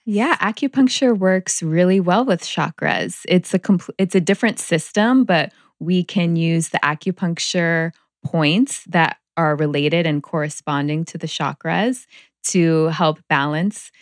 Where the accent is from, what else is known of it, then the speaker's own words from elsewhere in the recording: Palm Springs, California, United States; I grew up in Palm Springs